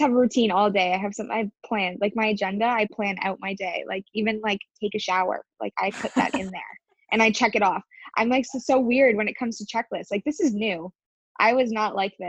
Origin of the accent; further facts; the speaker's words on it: Windsor, Ontario, Canada; I haven't been in Windsor, like in my hometown, for more than I'd say 8 days